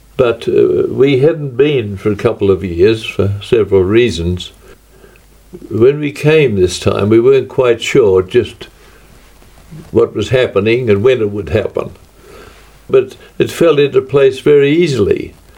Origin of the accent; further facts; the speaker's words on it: Australia; From Australia